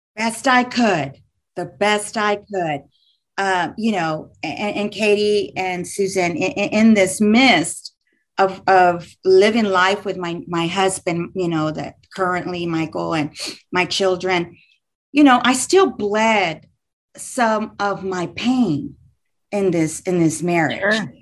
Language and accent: English; Houston, Texas, United States; moved away as an adult; now in north central Texas, United States; I live in north central Texas, but I was born and raised in Houston, Texas